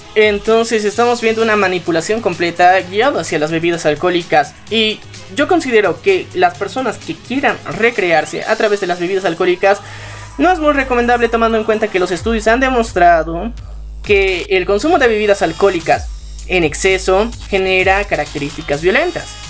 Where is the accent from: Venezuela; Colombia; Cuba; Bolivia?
Bolivia; como ciudadanos bolivianos eh, tenemos